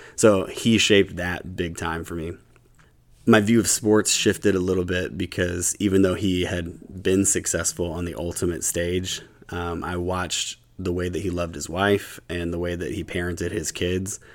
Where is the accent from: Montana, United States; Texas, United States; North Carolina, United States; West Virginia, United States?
West Virginia, United States; Huntington; now in Louisville, United States; I grew up, um, in Huntington, West Virginia